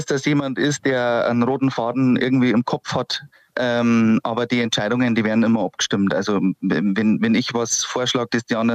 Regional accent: Wasserburg am Inn, Bavaria, Germany; Aber {S0} ich bin {S1} Richtung Wasserburg am Inn

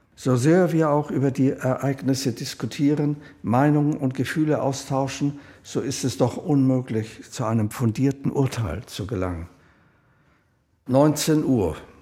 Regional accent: Vienna, Austria; 1936 geboren in Wien

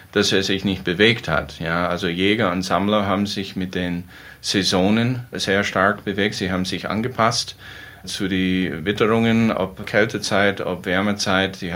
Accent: United States; Ich stamme persönlich aus den USA, da wo ich geboren und aufgewachsen bin.

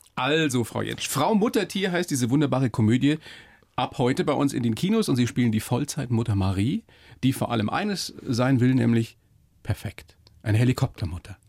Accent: Upper Palatinate, Bavaria, Germany; aus der Oberpfalz, also aus meiner Heimat

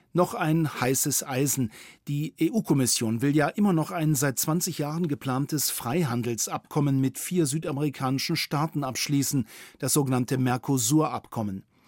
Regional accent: Bavaria, Germany; bei uns in Bayern

